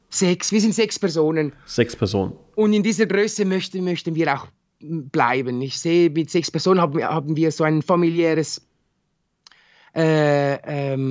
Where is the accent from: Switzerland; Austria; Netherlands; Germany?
Switzerland; Winterthur, Zurich; ich bin in, in Winterthur bin ich zur Schule gegangen, äh, ich habe meine Lehre hier absolviert, man, man kennt schon sehr viele Leute.